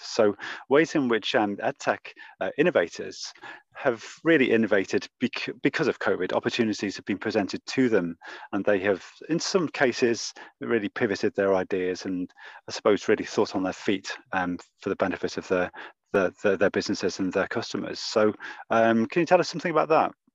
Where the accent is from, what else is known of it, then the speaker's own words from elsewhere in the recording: Liverpool, North West England, United Kingdom; I'm from Liverpool